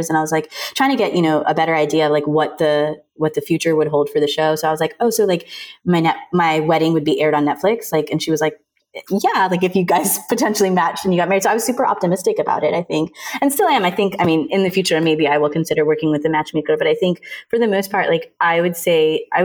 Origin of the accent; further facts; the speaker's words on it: India; I'm Indian, so I resonate with what it's like to have a Sima auntie in your family